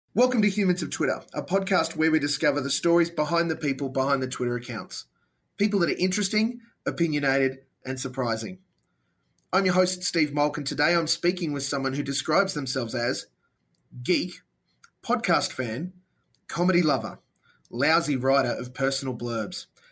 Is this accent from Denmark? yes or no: no; Australia; as an Aussie